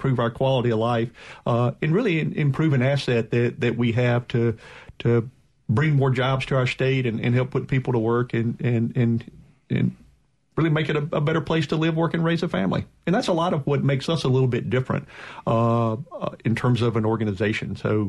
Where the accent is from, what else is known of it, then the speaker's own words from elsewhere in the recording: Greenville, Mississippi, United States; I grew up in Greenville, Mississippi, and had grandparents that lived around Winona and Kilmichael area and had a farm there.